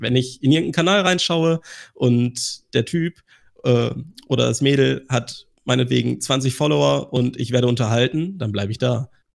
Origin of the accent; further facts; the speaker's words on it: Germany; bei uns in Deutschland